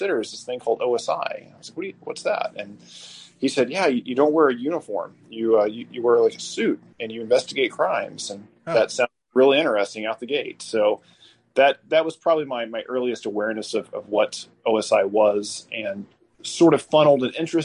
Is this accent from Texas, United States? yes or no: yes; Garland, Texas, United States; moved away as an adult; also born or lived in Mesquite, Texas; I grew up in Garland, which is the home of scandalous country star ….